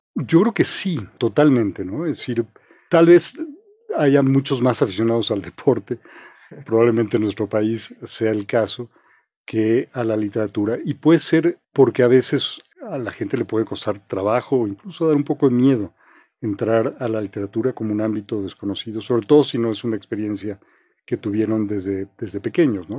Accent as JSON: {"language": "Spanish", "region": "Mexico City", "country": "Mexico", "tie": "born or raised there", "said": "yo crecí en Coyoacán"}